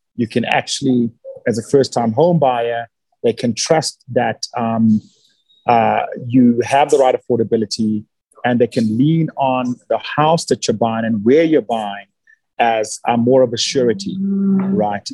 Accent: South Africa; also born or lived in Nigeria / Johannesburg; I've spent the last 30 plus years in South Africa. So I'm a South African citizen

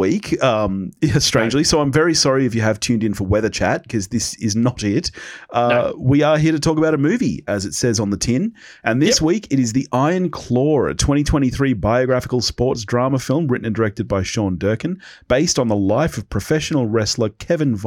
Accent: Australia; we're both Australian

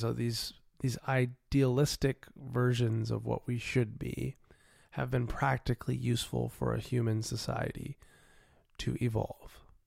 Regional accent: United States; I'm an American citizen

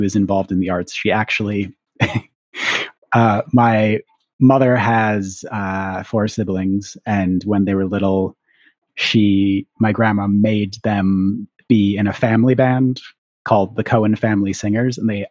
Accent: Minneapolis, Minnesota, United States; also born or lived in London, United Kingdom; now in New York City, United States; I grew up in the Twin Cities in Minnesota

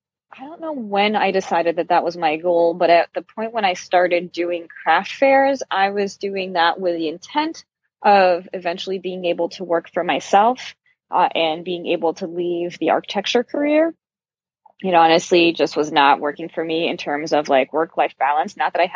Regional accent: Brazil; also born or lived in Uruguay / Germany; So I was born in Brazil, and I've lived a bunch of my life in Brazil, but I've moved around a fair amount too. I lived for a few years in Uruguay, which is just south of Brazil, and I lived in Germany for a few years.

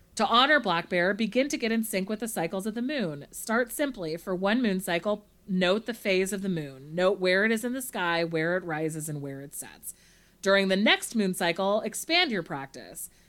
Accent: Monterey, California, United States; I'm from Monterey

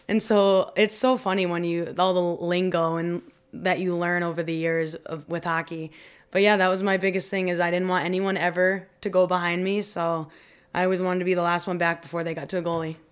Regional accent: Westfield, Massachusetts, United States; also born or lived in Providence, Rhode Island; I'm from Westfield, because that's where I grew up

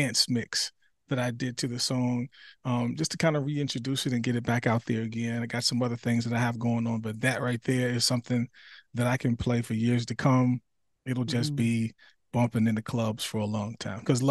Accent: New Jersey, United States; moved away as an adult; now in South Carolina, United States; I'm originally from New Jersey

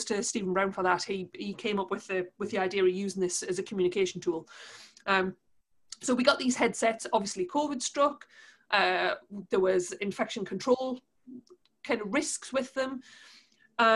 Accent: Newcastle upon Tyne, North East England, United Kingdom; accent: Geordie; we're from Newcastle, given my Geordie accent

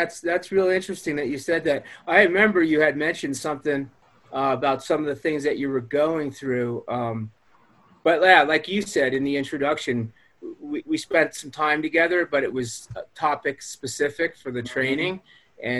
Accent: New York, United States; So, but yeah, man, I grew up on Long Island, about 50 minutes outside of Manhattan. Suburbia, middle class.

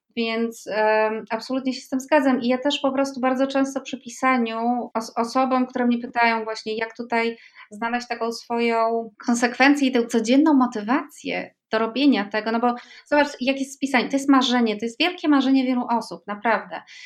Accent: Poland; moved away as an adult; also born or lived in Andalusia; ja się urodziłam w Polsce

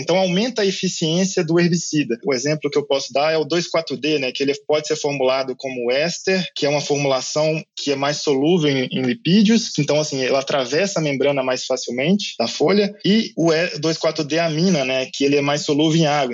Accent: Minas Gerais, Brazil; moved away as an adult; also born or lived in Lincoln, Nebraska, United States / Madison, Wisconsin, United States / São Paulo; Eu sou de Minas Gerais

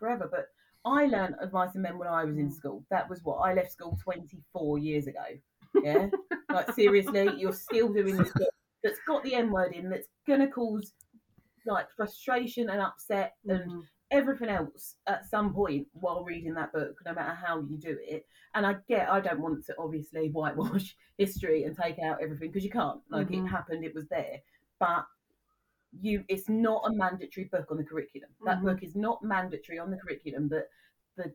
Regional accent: United Kingdom; I am very proud to be British, and I always say British.

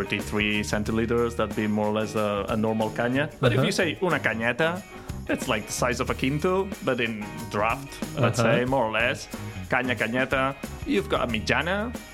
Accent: Badalona, Catalonia, Spain; my hometown in Badalona

